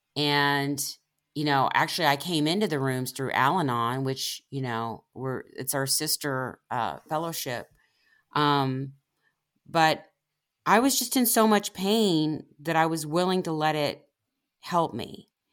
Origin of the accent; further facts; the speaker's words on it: Independence, Missouri, United States; in the town where I grew up in Independence, Missouri